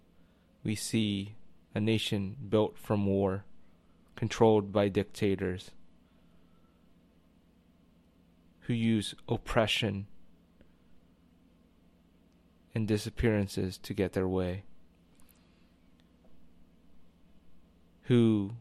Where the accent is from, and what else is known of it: United States